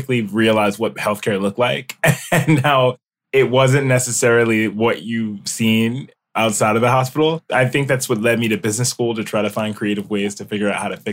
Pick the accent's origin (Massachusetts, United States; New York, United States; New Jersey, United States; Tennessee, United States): New York, United States; Mount Vernon; moved away as an adult; also born or lived in Binghamton, New York; now in Los Angeles, United States; I'm from New York. I grew up in Westchester, New York, in a small community called Mount Vernon.